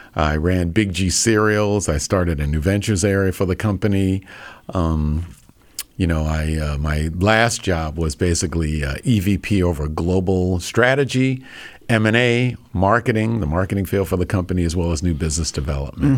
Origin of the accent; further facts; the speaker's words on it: Hempstead, New York, United States; moved away as an adult; also born or lived in New Hampshire / Minnesota; Born and raised. I grew up in Hempstead or West Hempstead, New York